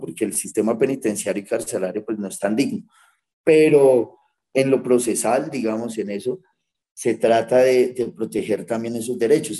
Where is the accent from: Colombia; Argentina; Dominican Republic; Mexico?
Colombia; nosotros como colombianos